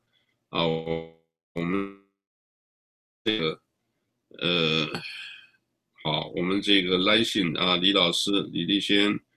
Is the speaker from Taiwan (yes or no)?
no; China; positive 这个我们中国人讲就是，呃，哎呀，很正面，很好的啊